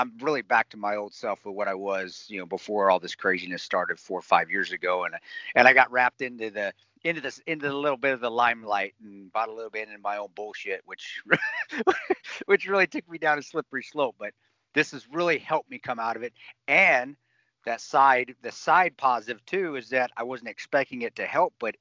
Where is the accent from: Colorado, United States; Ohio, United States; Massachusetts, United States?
Colorado, United States; Alamosa; down there in southern Colorado, where I grew up in Alamosa